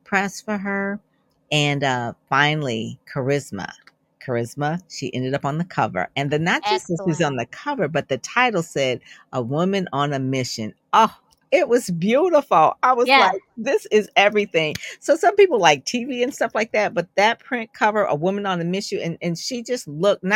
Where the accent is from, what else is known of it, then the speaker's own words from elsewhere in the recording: Detroit, Michigan, United States; I'm from Detroit, so I was working with automotive companies